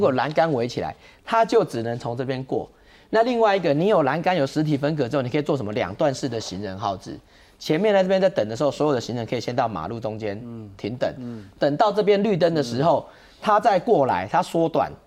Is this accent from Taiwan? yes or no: yes; Taiwan; 我们台湾人